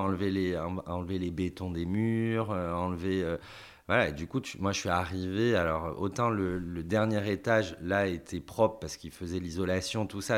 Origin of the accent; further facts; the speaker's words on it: Paris, Île-de-France, France; moved away as an adult; now in Thouars, France; en tant que Parisien, de venir habiter là